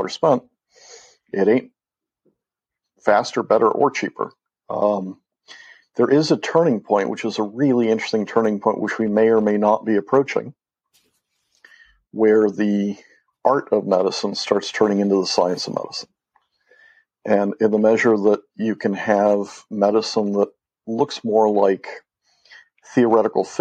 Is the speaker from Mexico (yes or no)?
yes; Mexico; moved away as an adult; I grew up in Mexico